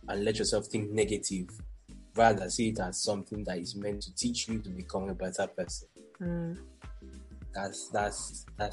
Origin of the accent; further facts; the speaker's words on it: Nigeria; I'm from Nigeria